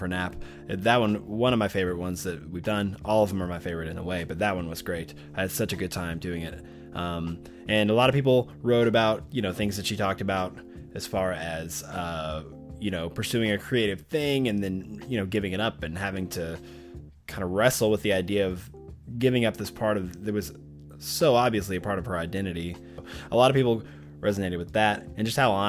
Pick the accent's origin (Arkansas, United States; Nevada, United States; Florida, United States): Arkansas, United States; Arkadelphia; Arkadelphia, Arkansas, my hometown, small town